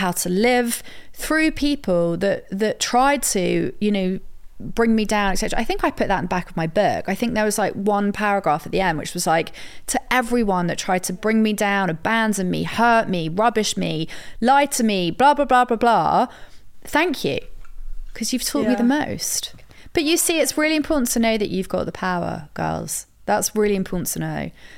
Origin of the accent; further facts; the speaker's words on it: England, United Kingdom; I'm English